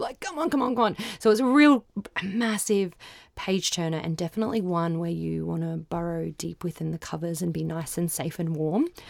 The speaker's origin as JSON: {"language": "English", "region": "Queensland", "country": "Australia", "said": "I'm from Queensland"}